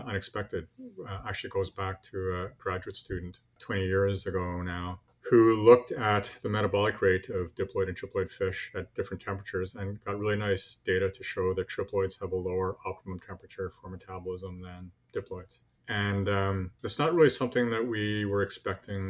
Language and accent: English; Montreal, Quebec, Canada; moved away as an adult; also born or lived in Newfoundland; I grew up in Montreal, you know, big city, far from the ocean.